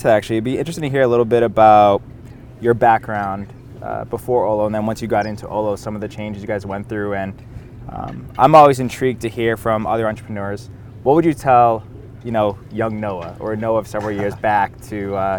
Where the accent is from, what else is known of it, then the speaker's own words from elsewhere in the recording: Boston, Massachusetts, United States; both Boston guys.